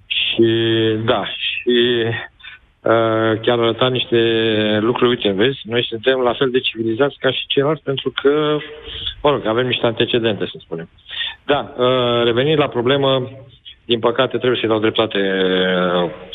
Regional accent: Galați, Galați County, Romania; sunt fiind din Galați, îți dai seama că aici, în sudul Moldovei

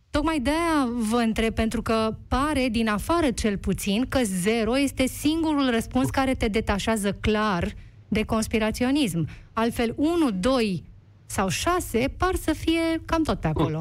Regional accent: Romania; noi ca români

